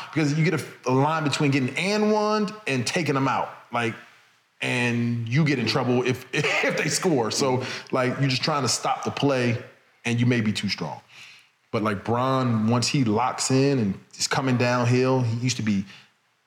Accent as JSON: {"language": "English", "region": "New Jersey", "country": "United States", "said": "I'm from Jersey, Philly right there."}